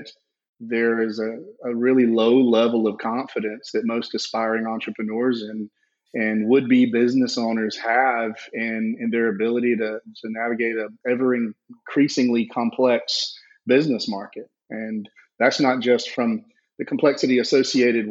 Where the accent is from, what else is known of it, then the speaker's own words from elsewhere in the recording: South Georgia, United States; I grew up in South Georgia, if you can't tell by the accent